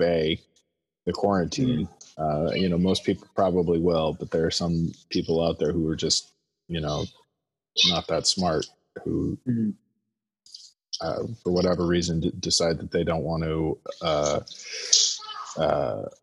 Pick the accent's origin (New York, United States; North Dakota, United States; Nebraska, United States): North Dakota, United States; moved away as an adult; now in Iceland; North Dakota